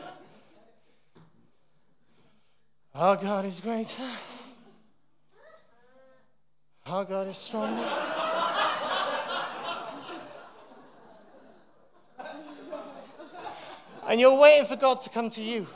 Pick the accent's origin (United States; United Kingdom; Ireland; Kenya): United Kingdom; Wales; moved away; when I was living in Wales, growing up in Wales